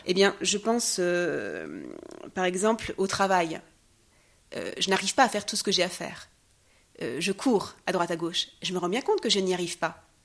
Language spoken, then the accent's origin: French; France; moved away as an adult; now in Jerusalem; je suis née en France